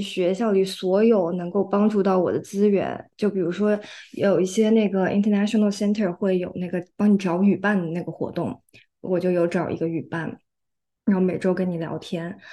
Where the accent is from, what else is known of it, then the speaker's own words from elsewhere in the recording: China; moved away as an adult; now in California, United States; 我是个中国人